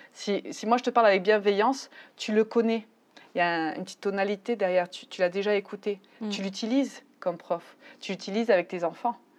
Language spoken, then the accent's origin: French; France; moved away as an adult; now in Mexico; Je suis française. Je vis au Mexique depuis 15 ans